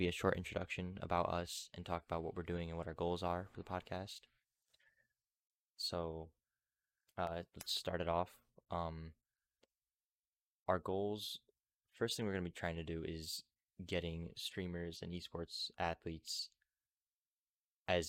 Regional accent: New York, United States; I'm also from New York. We went to the same high school

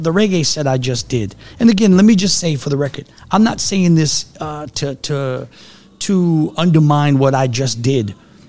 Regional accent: New Orleans, Louisiana, United States; But I grew up in the city. I grew up on ….

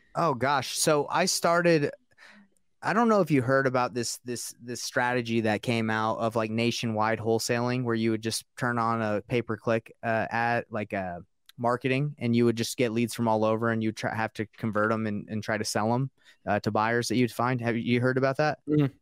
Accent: Marietta, Georgia, United States; also born or lived in Roswell, Georgia; I grew up in Marietta and uh, Roswell

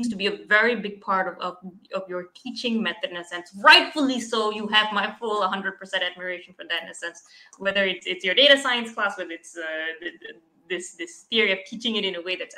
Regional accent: Malaysia; I'm from Malaysia.

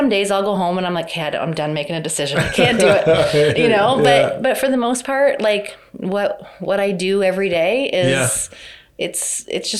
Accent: Hamilton, Ontario, Canada; also born or lived in Vancouver; I grew up in Hamilton. My dad grew up in Hamilton

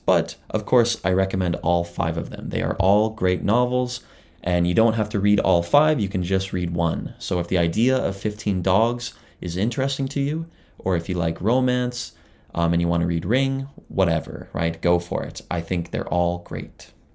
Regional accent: Southern Ontario, Canada; moved away as an adult; also born or lived in Ottawa / Toronto; now in Japan; as a Canadian, I grew up, uh, in Southern Ontario.

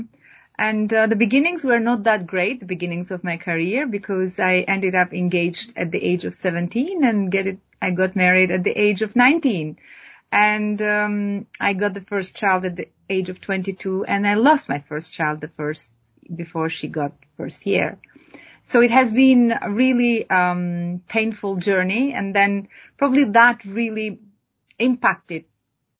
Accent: Albania; moved away; I'm originally from Albania. I was born in a small city of Albania, and then very soon after I had to move into a very remote place up to the mountains

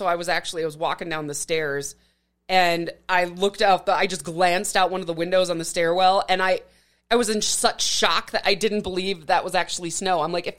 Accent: Midwest, United States; As a Midwesterner, you know that.

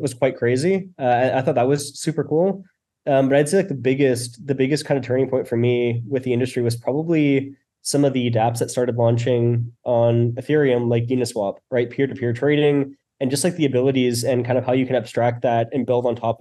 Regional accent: Canada; I'm from Canada.

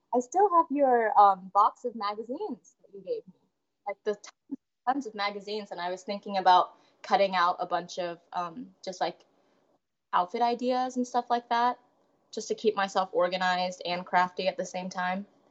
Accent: Des Moines, Iowa, United States; I grew up in Des Moines, Iowa, my whole life

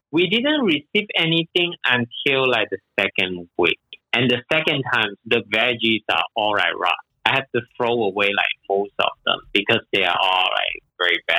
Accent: Malaysia; moved away as an adult; now in Shanghai, China; I'm originally from Malaysia and I came to Shanghai like 12 years ago.

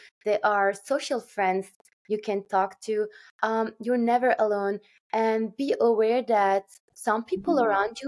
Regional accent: Turkey; moved away; my hometown in Turkey

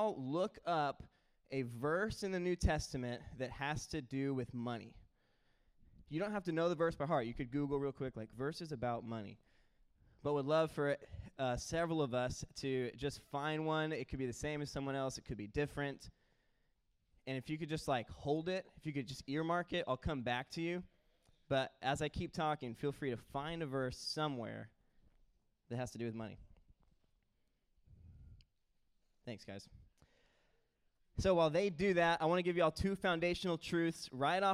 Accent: Houston, Texas, United States; my hometown team, the Houston Texans

